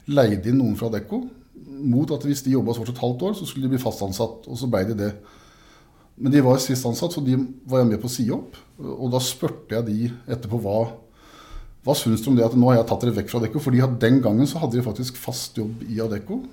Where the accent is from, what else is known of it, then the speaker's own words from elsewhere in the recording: Grenland, Vestfold og Telemark, Norway; also born or lived in Siljan; men i Grenland, som jeg kommer fra, så er det jo en kultur fra industrien